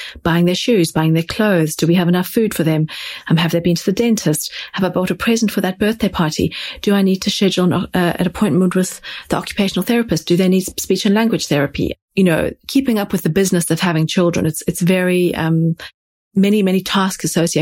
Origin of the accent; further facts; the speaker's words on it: South Africa; now in London, United Kingdom; I grew up in South Africa.